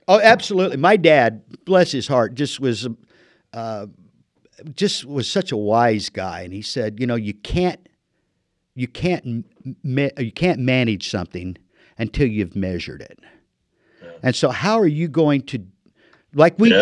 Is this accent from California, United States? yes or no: no; Illinois, United States; moved away as an adult; now in Marana, United States; land of Lincoln guy. I've been in the desert for 30 years, but I was born in Illinois